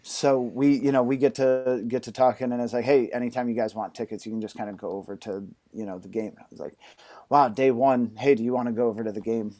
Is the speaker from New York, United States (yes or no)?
yes; Cooperstown, New York, United States; I was born in Cooperstown, New York, uh, home of baseball, where the Hall of Fame is.